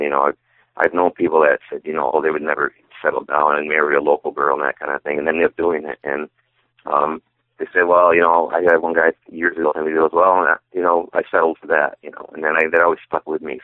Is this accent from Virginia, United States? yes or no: no; Adams, Massachusetts, United States; I was born in North Adams and grew up in Adams.